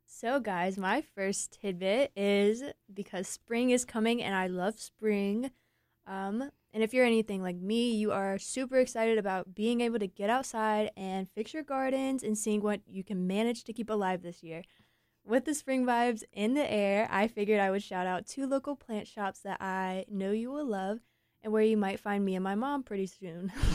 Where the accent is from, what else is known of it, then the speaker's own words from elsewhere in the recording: Eaton, North Carolina, United States; now in Raleigh, United States; I'm from Eaton. It's a lot flatter, a lot more rural